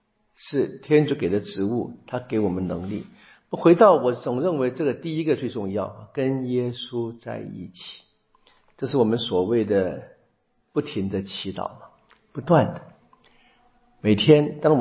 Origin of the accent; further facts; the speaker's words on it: China; 我们中国人说的比较好听的是“不看生面看佛面”，比较难听的是“打狗看主人”。